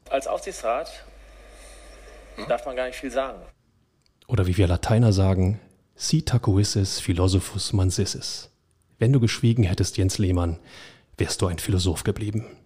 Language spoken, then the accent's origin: German; Berlin, Germany; da stehst du auch als Berliner davor